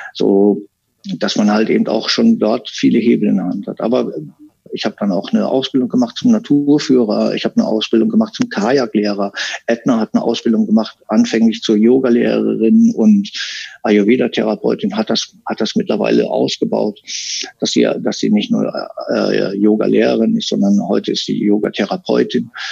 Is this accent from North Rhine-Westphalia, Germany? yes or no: yes; Münsterland, North Rhine-Westphalia, Germany; moved away as an adult; now in Sri Lanka; bei uns im Münsterland